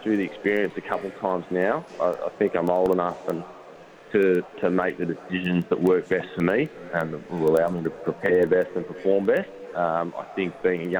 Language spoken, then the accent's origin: English; Canberra, Australian Capital Territory, Australia; moved away; also born or lived in Sydney / Tasmania; I grew up in Canberra, moved to Sydney, and then down to Tasmania